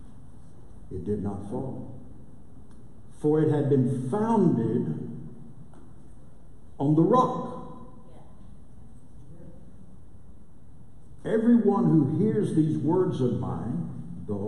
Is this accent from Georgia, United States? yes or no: no; Lubbock, Texas, United States; moved away as an adult; now in Durant, United States; I'm originally from Lubbock